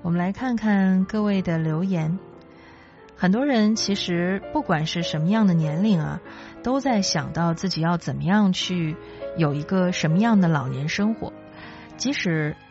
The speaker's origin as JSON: {"language": "Chinese", "town": "Chifeng", "region": "Inner Mongolia", "country": "China", "tie": "born or raised there", "moved": "yes", "lives_now": "Beijing, China", "said": "从小就在中国的东北部长大，所以对于冬天时候下雪，其实我个人是有执念的"}